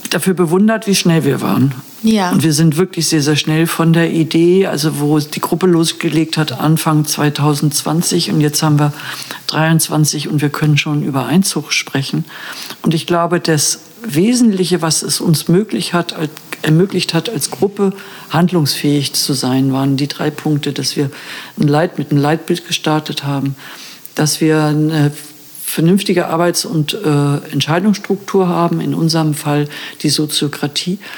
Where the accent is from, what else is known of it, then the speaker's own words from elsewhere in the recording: Hamburg, Germany; now in Brandenburg, Germany; Also ich bin ursprünglich aus Hamburg.